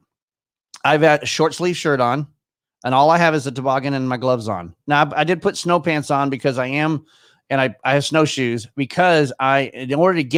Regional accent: Irving, Texas, United States; moved away as an adult; also born or lived in Frisco, Texas; now in Michigan, United States; I was born and raised in Irving, Texas, which is just a suburb not too far away from there

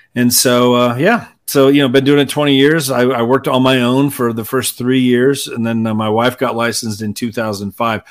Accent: Indiana, United States; moved away as an adult; also born or lived in California / Los Angeles; now in Colorado Springs, United States; I'm from Indiana originally, born and raised. Moved to California after I graduated college.

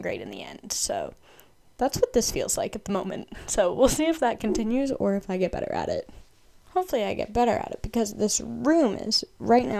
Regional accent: Massachusetts, United States; I'm from Massachusetts in the United States

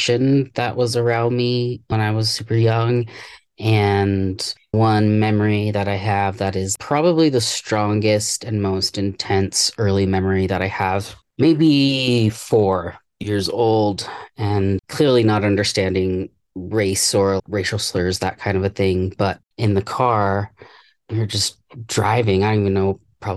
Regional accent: Washington, United States; also born or lived in Virginia; we moved from Virginia when I was around 6 or 7. We moved back to Washington State

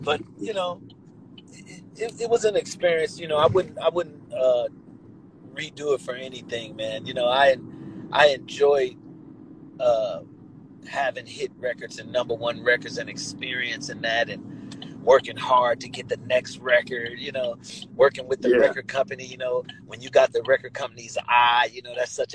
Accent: California, United States; also born or lived in Hartford, Connecticut; I was actually born in Hartford, Connecticut. But I was raised in California

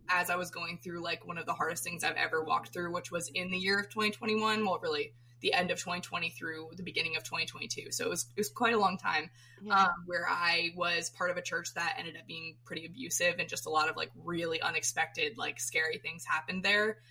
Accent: Florida, United States; I'm from Florida, so my my um, all my family grew up in Maine before my mom was born

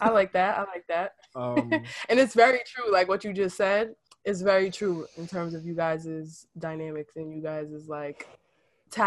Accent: New York City, New York, United States; I'm from Harlem. I don't know. I'm black. I'm a black woman.

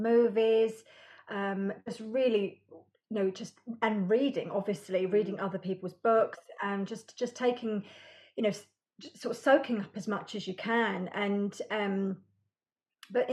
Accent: United Kingdom; I am British.

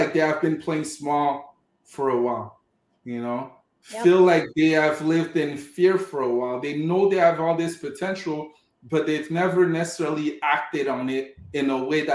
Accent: Montreal, Quebec, Canada; also born or lived in Cameroon; So I was born in Cameroon in Africa, grew up in Montreal, Quebec

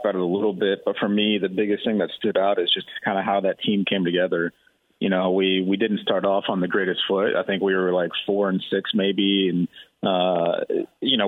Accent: Texas, United States; Growing up in Texas, it's kind of one of the things where you either grew up being an Aggie or you grew up hating them

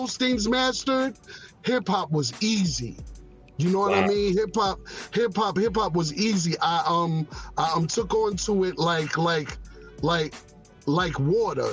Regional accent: New York City, New York, United States; moved away; Born and raised in the Bronx. I was born in Bronx Lebanon Hospital.

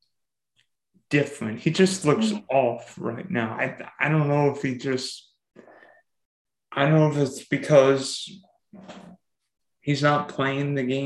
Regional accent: United States; I'm an American.

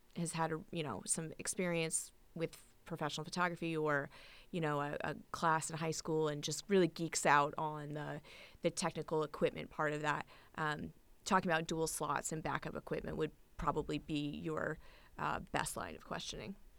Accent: Newport, Rhode Island, United States; I've been a wedding and portrait photographer in my hometown of Newport, Rhode Island

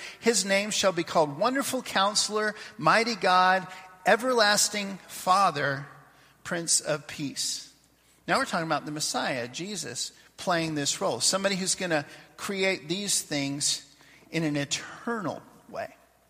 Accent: Papua New Guinea; We'd get together when I was growing up in Papua New Guinea.

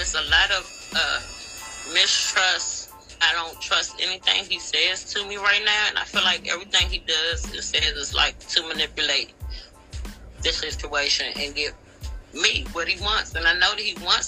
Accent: Washington, District of Columbia, United States; now in Kansas City, United States; I'm originally from Washington, D.C., but I live in Kansas City, Missouri now.

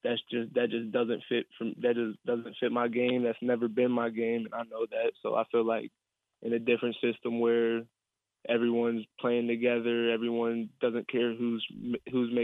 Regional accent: Fairmont, West Virginia, United States; I'm from Fairmont

